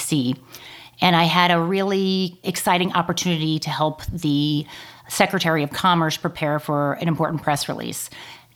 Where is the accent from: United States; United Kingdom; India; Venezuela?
United States; Houston, Texas; moved away as an adult; also born or lived in California; I grew up in Houston, Texas.